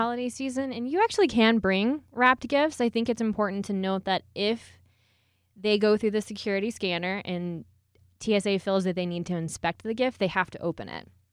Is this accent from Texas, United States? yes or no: yes; Houston, Texas, United States; moved away as an adult; now in Colorado Springs, United States; I'm originally from Houston, Texas